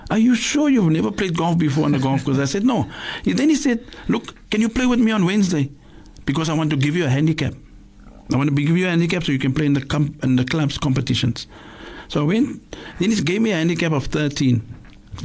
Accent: Cape Town, Western Cape, South Africa; moved away; also born or lived in Durban; I grew up in Black River near the Rondebosch Golf Course.

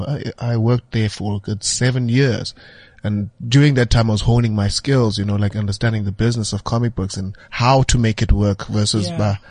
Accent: Butterworth, Eastern Cape, South Africa; I'm from Butterworth.

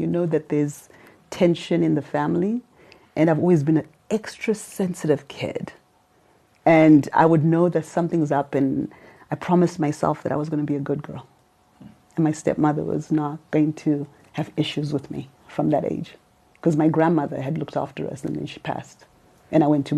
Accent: Harare, Zimbabwe; moved away as an adult; also born or lived in St. Louis, United States; now in Los Angeles, United States; I was born in Harare. And I lived in Tynwald South, Kutenwad, as everybody would call

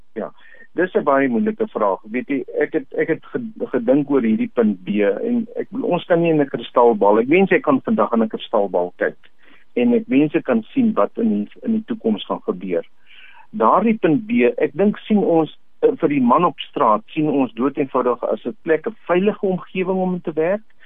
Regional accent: South Africa; Ons as Suid-Afrikaners

